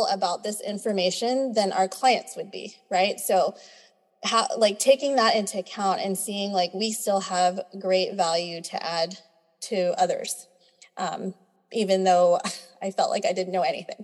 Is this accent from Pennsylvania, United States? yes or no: no; Texas, United States; So I'm a born and raised Texan. I'm Filipina